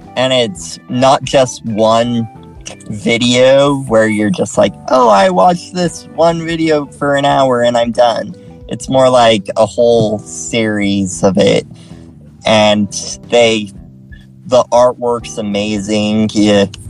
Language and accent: English; Utah, United States; also born or lived in San Antonio, Texas; I'm from Utah.